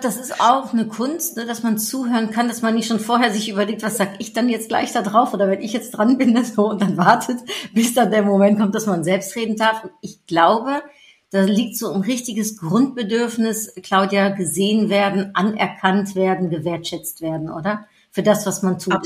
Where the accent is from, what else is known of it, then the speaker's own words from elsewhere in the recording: Netherlands; moved away; Geboren, wie ich, in den Niederlanden